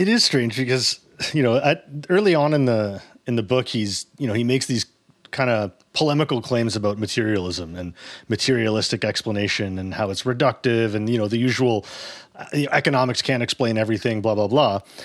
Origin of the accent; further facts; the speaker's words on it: Toronto, Ontario, Canada; I grew up in Toronto